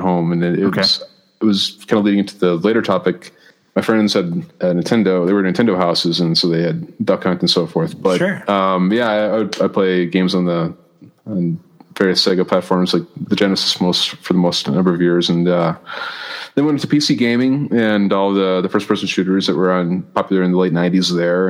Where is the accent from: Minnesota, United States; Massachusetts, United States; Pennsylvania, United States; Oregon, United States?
Minnesota, United States; Maple Grove; moved away as an adult; also born or lived in St. Paul, Minnesota / Plymouth, Minnesota / Indiana / Stanford, California; now in Denver, United States; I grew up in Maple Grove and then lived for a while in Plymouth and in St. Paul